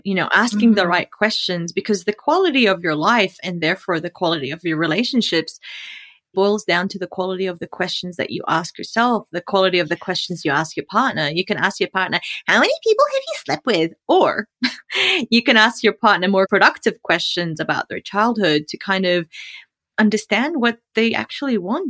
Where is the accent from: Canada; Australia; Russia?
Australia; now in United States; because he's American and I'm Australian, Jordanian, we had to sit through a couple of immigration green card interviews.